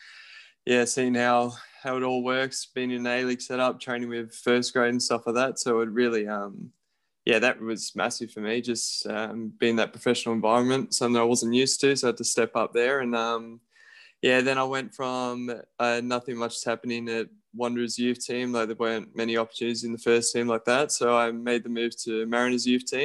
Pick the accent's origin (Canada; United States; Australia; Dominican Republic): Australia; Raby, New South Wales; I'm from Raby, so they're our closest team. So, played with them from the age of 5 to about 9.